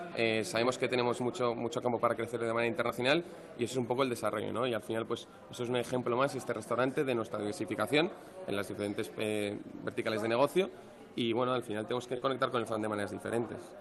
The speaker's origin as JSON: {"language": "Spanish", "country": "Spain", "said": "nosotros somos españoles"}